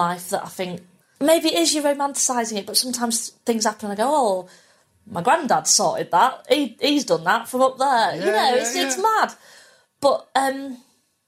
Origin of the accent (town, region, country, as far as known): Pannal, Yorkshire and the Humber, United Kingdom; born or raised there